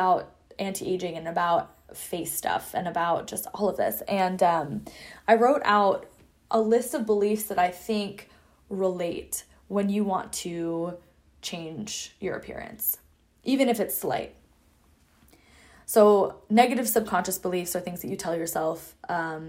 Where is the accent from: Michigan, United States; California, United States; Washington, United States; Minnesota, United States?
Washington, United States; Seattle; moved away as an adult; I'm also from Seattle